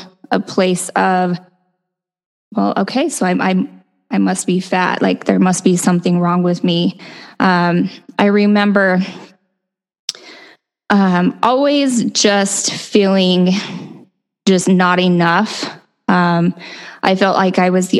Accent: Utah, United States; I grew up in Utah, so born and raised in a very typical Utah Mormon family

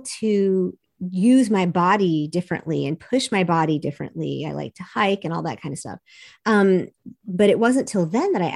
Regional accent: the South, United States; I'm from Southern evangelical culture

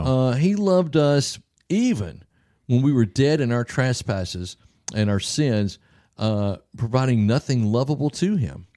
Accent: the South, United States; I'm from the South

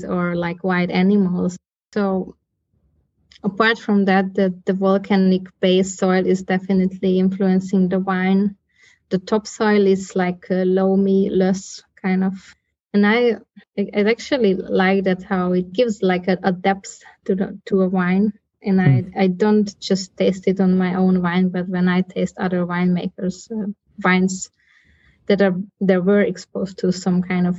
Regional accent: northeastern Hungary, Hungary; moved away as an adult; also born or lived in Copenhagen, Denmark; I was born in Hungary, here in northeastern Hungary. I grew up here

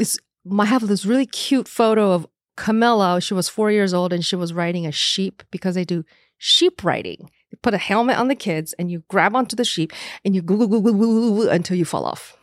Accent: Taiwan; moved away; I was born as an American citizen, but in Taiwan

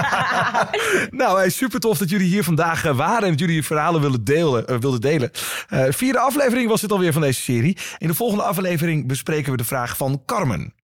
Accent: eastern Netherlands, Netherlands; ik kom uit het oosten van Nederland

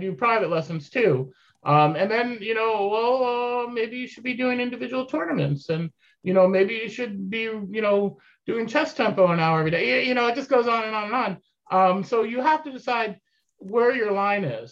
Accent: New York, United States; moved away as an adult; also born or lived in Syracuse, New York / Pittsfield, Massachusetts; I grew up in New York, but then I moved to Syracuse for school

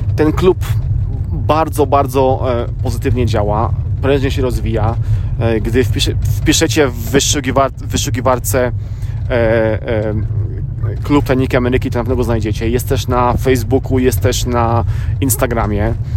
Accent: Poland; now in United States; też z Polski

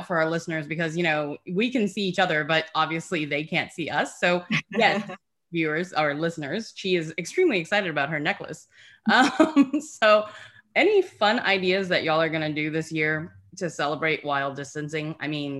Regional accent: United States; part of the thing about growing up in America is, and I love our life here, but it's so commercialized, right?

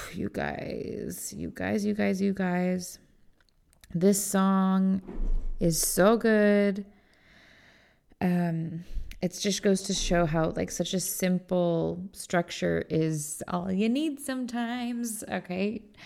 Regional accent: Indiana, United States; I'm from Indiana

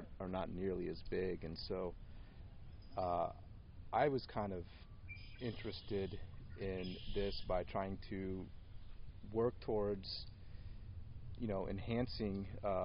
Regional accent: Bloomington, United States; also born or lived in Prescott, Arizona; I grew up in Bloomington. So this is the area that's, you know, closest to my heart

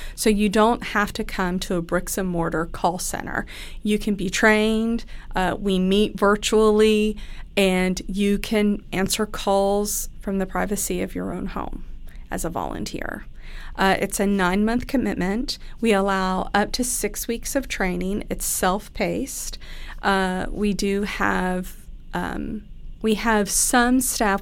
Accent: Pennsylvania, United States; moved away as an adult; now in Kentucky, United States; I grew up in Pennsylvania. I moved down here to Kentucky for school.

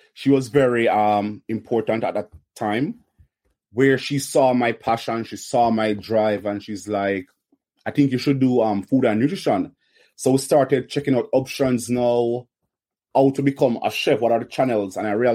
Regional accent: Kingston, Surrey, Jamaica; Kingston, Jamaica, of course. Kingston, Jamaica.

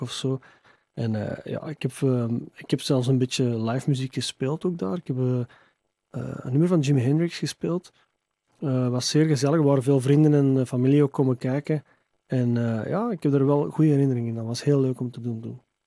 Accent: Hoboken, Flanders, Belgium; Ik ben ook geboren en getogen in Hoboken

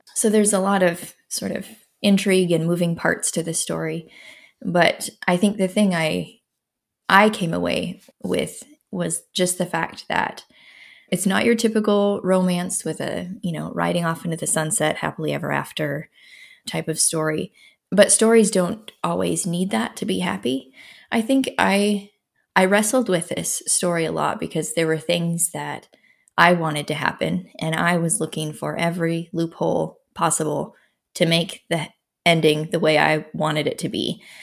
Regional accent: Minnesota, United States; now in Iowa, United States; I'm from Minnesota originally, born and raised there, and currently live in Iowa, central Iowa

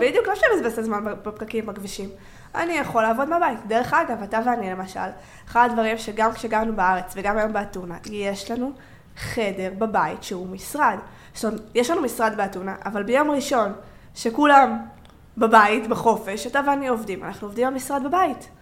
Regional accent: Israel; אני בתור ישראלית

